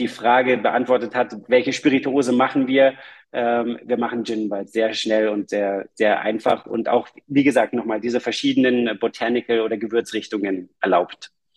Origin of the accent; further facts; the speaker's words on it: Munich, Bavaria, Germany; Wir, wir kommen aus München